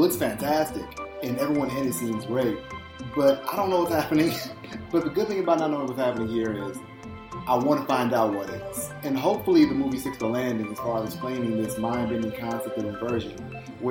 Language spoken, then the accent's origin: English; Chicago, Illinois, United States; my hometown of Chicago